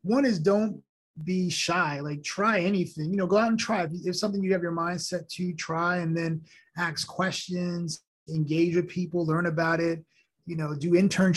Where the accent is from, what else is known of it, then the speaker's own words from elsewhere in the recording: New York, United States; first language Haitian Creole; English is a second language; My mom and dad, when I grew up in New York, I spoke Creole and French at home as a, with Haitian parents. And I learned English in school